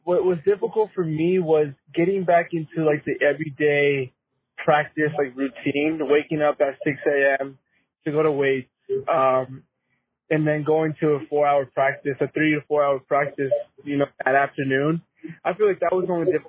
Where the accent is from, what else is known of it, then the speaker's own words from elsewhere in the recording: Casa Grande, Arizona, United States; Lived in Casa Grande my whole life